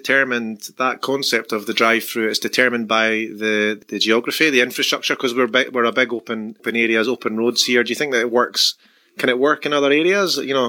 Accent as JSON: {"language": "English", "region": "Scotland", "country": "United Kingdom", "moved": "yes", "lives_now": "Perth, Australia", "said": "obviously I'm from Scotland, and I moved here"}